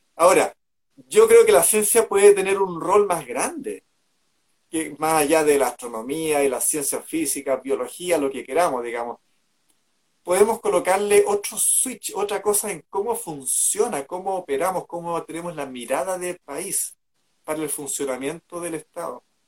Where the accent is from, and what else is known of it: Chile